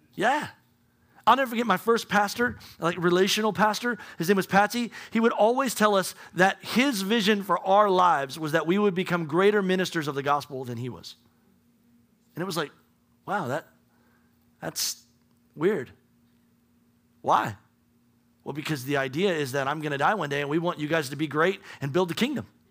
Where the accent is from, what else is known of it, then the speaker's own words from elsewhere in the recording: United States; we're American